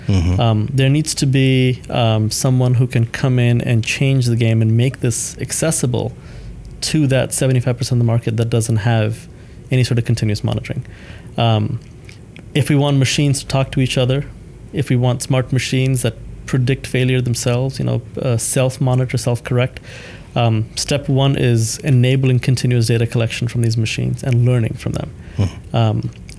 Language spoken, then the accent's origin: English; Thailand; also born or lived in India; So my family moved from India to Thailand mm-hmm. when I was three, and I grew up in Thailand.